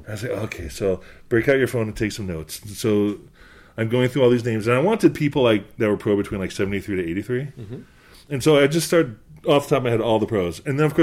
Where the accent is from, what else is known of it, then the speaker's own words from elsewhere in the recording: Waterford, Wisconsin, United States; moved away; also born or lived in Boston, Massachusetts; a small town about an hour southwest of Milwaukee called Waterford, Wisconsin.